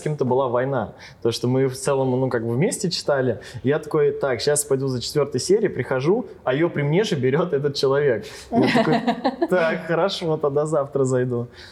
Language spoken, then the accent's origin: Russian; Ryazan Oblast, Russia; now in Ryazan, Russia; я родился изначально не в Рязани, не в городе, а с области